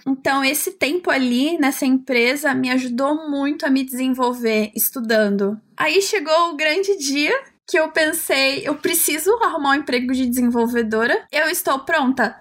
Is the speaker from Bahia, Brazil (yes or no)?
no; São Paulo, Brazil; Eu sou de São Paulo